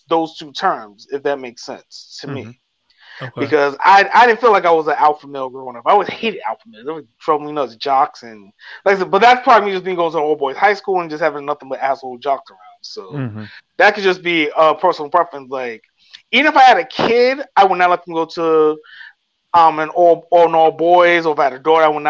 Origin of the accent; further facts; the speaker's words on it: New York City, New York, United States; my next door neighbor probably that I grew up with in the Bronx